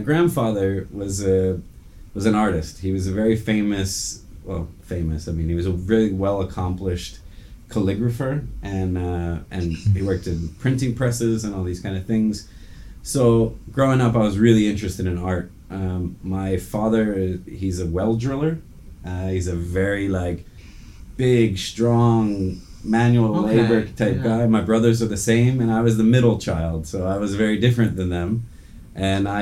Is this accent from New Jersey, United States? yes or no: yes; New Jersey, United States; moved away; also born or lived in Qatar; I was born and raised in New Jersey, which is just about 2 hours south of New York